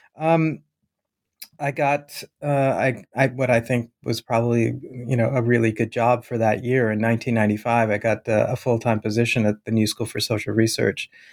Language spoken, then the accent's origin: English; Bhopal, Madhya Pradesh, India; moved away; to my hometown, to the town that I was born in, Bhopal